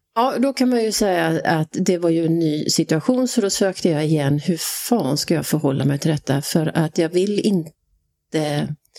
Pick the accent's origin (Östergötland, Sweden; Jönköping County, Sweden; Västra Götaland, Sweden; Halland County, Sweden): Halland County, Sweden; Halmstad; born or raised there; moved away as an adult; also born or lived in Skåne / Switzerland / Dubai